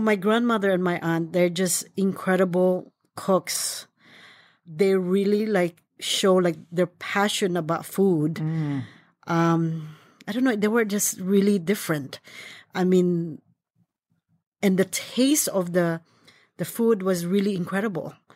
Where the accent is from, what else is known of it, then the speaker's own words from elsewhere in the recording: Philippines; moved away; I was born in the Philippines